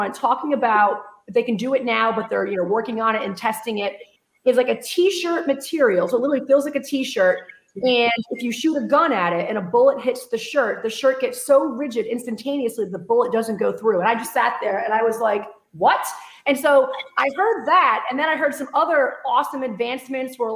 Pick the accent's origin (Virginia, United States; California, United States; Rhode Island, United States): Rhode Island, United States; moved away as an adult; now in Texas, United States; I hail from Rhode Island, even though I've been living in Texas 15 years. So when I get excited, the accent comes out a little bit